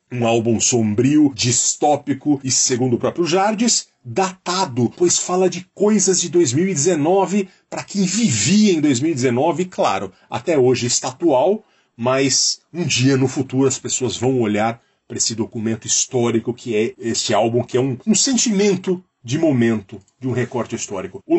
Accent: Jundiaí, São Paulo, Brazil; moved away as an adult; Eu lembro quando aos 20 anos eu me mudei de Jundiaí para São Paulo, eu fui morar no caos ao lado do Minhocão ali, na esquina da São João

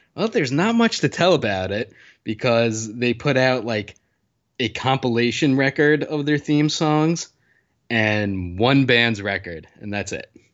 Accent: New Jersey, United States; I grew up in New Jersey, which is the land of 24 hour diners

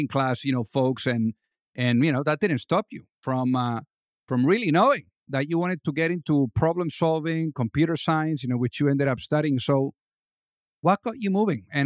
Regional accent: Spain; I'm from Spain too

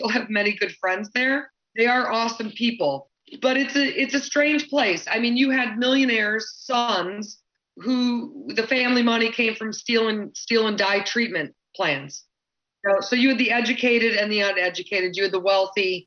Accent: Grosse Pointe, Michigan, United States; also born or lived in Cedar Rapids, Iowa / Chicago, Illinois; I was born in Cedar Rapids, Iowa, me and Ashton Pusher. It's the home of Quaker Oats. I remember waking up when I was like 3 and smelling Quaker Oats brewing in the background. But eventually, after a small stay in Chicago, Illinois, my family moved to Grosse Pointe, Michigan, to be near the lake.

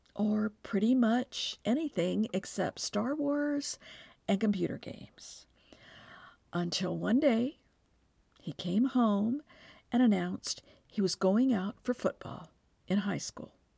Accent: Texas, United States; I'm from Texas, where football is the state religion

